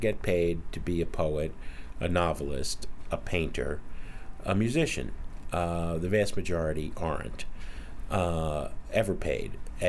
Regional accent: New Jersey, United States; And I'm from Jersey.

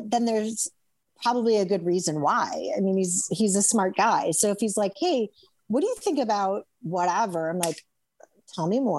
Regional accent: Chicago, Illinois, United States; I'm from here.

